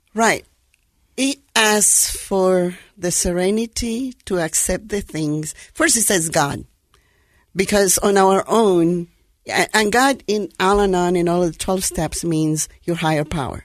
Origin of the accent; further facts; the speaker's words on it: Guatemala; moved away as an adult; now in United States; born in Guatemala, in Central America